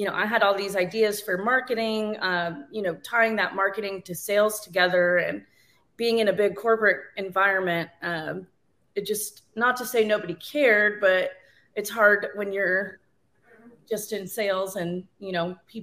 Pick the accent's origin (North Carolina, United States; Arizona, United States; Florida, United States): North Carolina, United States; now in San Angelo, United States; I guess I'm originally from North Carolina